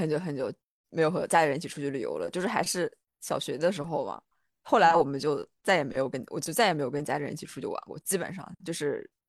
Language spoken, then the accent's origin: Chinese; Jiangsu, China; 我江苏人